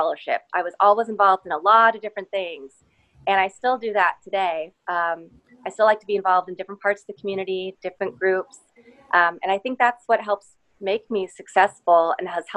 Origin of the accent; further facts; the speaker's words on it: Lawrence, Kansas, United States; moved away as an adult; also born or lived in Chicago / San Francisco / Los Angeles; now in Houston, United States; I grew up in Lawrence, Kansas, and I lived a lot of places before I ended up in Houston